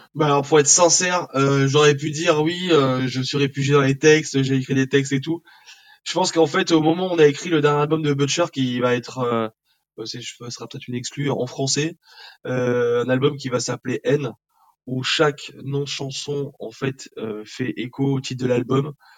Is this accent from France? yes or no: yes; southern France, France; moved away as an adult; now in Paris, France; on vient du sud de la France, on est monté sur Paris